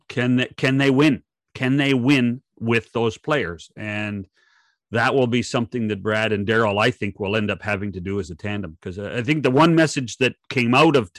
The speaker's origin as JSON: {"language": "English", "area": "Okanagan Valley", "region": "British Columbia", "country": "Canada", "said": "I come from the Okanagan Valley as well."}